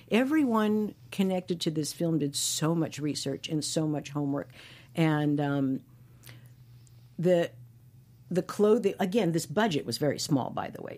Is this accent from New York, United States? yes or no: yes; New York City, New York, United States; moved away; growing up in Brooklyn